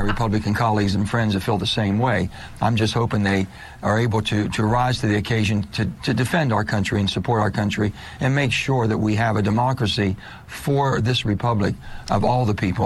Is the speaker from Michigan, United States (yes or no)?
no; Washington, District of Columbia, United States; I'm from Washington. You know, I'm from that area.